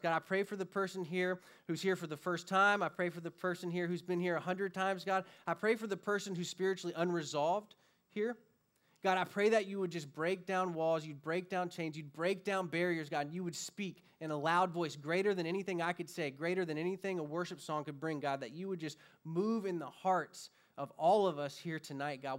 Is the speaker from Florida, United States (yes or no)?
yes; Florida, United States; moved away as an adult; now in California, United States; born and raised in Florida